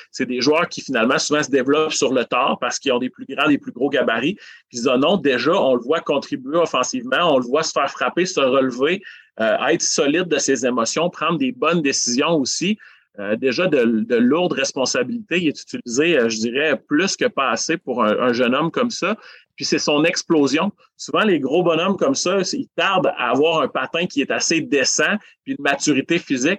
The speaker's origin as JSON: {"language": "French", "town": "Amos", "region": "Quebec", "country": "Canada", "tie": "born or raised there", "moved": "as an adult", "lives_now": "Rouyn-Noranda, Canada", "said": "je suis natif d'Amos"}